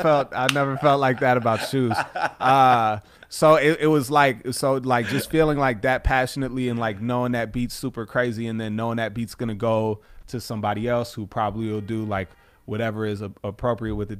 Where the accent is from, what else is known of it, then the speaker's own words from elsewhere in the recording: River Forest, Illinois, United States; also born or lived in Chicago; I'm from River Forest originally